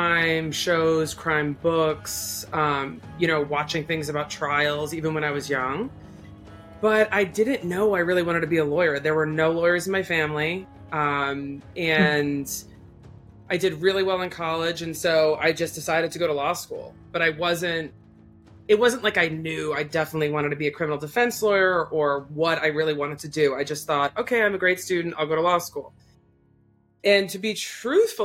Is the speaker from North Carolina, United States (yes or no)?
no; Massachusetts and New Hampshire, United States; also born or lived in Philadelphia; I grew up in Mass and New Hampshire